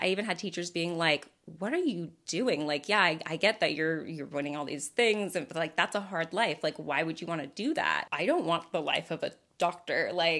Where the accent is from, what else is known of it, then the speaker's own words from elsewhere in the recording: The Woodlands, Texas, United States; Well, because, like, I grew up in the Woodlands, Texas. My mom's social circle could only afford me so many people